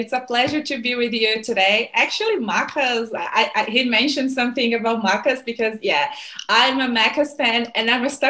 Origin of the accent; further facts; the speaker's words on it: Rio de Janeiro, Brazil; moved away as an adult; also born or lived in Canada / United States; now in Australia; I'm from Rio.